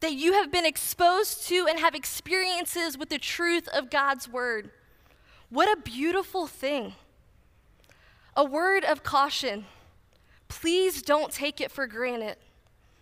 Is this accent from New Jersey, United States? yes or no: yes; New Jersey, United States; moved away as an adult; also born or lived in Kentucky; I grew up in New Jersey